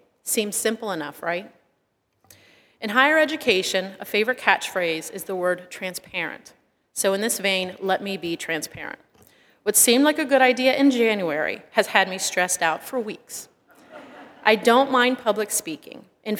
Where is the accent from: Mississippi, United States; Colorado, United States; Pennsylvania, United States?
Pennsylvania, United States; moved away as an adult; now in California, United States; I am a temporary member of the California Lutheran community. I left my home state of Pennsylvania and drove by myself to the state of California. So I've only been a member here since last August.